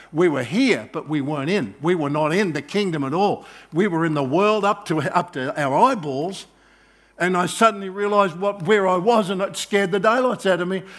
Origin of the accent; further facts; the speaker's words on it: Australia; I'm Australian, I'm not, I'm not Israeli